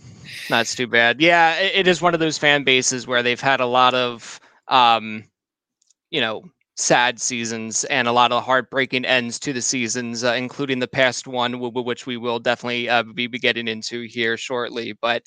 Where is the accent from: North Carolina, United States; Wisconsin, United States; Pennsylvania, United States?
Pennsylvania, United States; Like growing up outside of Philadelphia, it's very territorial.